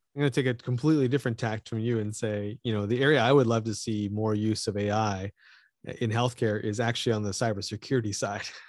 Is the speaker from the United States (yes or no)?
no; Canada; I'm Canadian